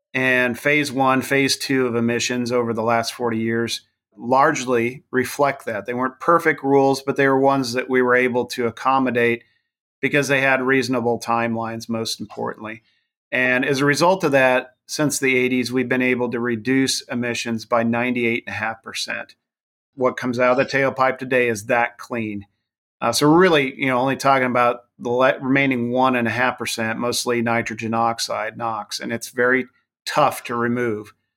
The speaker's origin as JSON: {"language": "English", "region": "Wyoming", "country": "United States", "tie": "born or raised there", "said": "my home state of Wyoming"}